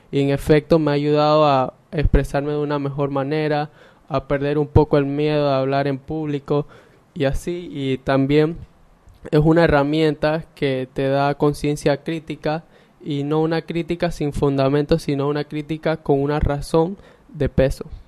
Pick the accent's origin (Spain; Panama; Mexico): Panama; Ocú, Herrera; soy de Ocu, orgullosamente del Colegio Rafael Quintero Villarreal